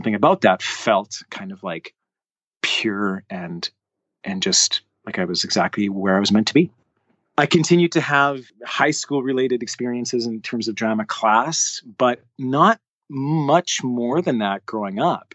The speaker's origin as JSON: {"language": "English", "country": "Canada", "said": "I played soccer, loved playing ball hockey, as all Canadian kids"}